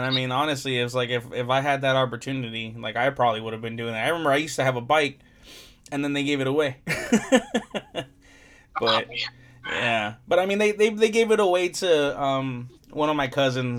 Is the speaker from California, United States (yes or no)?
yes; Compton, California, United States; I grew up in Compton, so, and like I'm still here in Compton